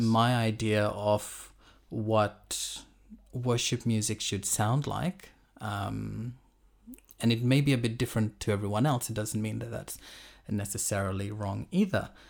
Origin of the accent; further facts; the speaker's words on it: Fiji; moved away as an adult; also born or lived in Auckland, New Zealand / Tauranga, New Zealand / Brisbane, Australia; now in Sydney, Australia; I was born and I grew up in Fiji, um, until I was about, I think, eighteen, nineteen.